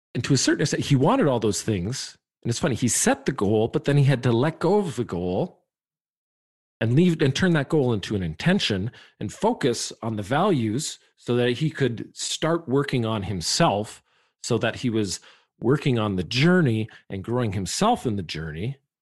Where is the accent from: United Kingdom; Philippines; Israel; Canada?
Canada; I'm a Canadian.